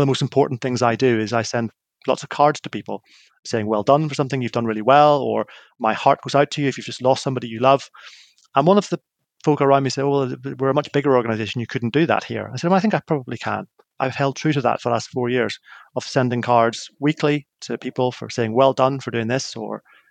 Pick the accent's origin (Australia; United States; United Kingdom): United Kingdom; Northern Ireland; I grew up in Northern Ireland in the middle of what was known as the Troubles